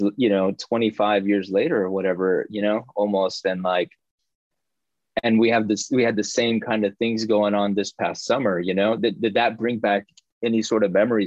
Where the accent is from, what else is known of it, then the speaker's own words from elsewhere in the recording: North Texas, United States; I grew up in Texas, in North Texas, but my parents are from Central Mexico